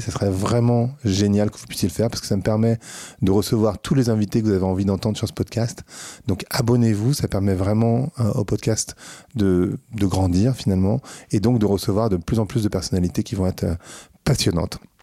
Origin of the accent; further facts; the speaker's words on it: France; en tant que Français